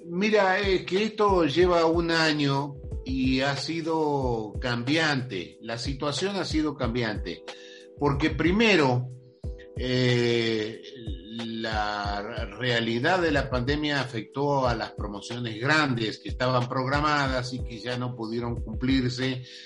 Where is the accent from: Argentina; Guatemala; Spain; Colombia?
Argentina; now in Mexico; yo nací en Argentina, para los que no lo saben, y eh, vivía en un pueblo chico